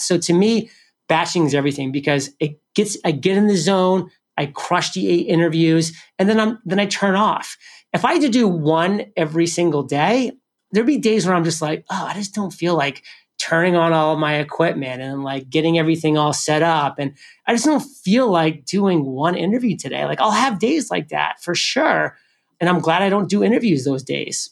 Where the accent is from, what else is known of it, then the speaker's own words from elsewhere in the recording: New England, United States; I'm from New England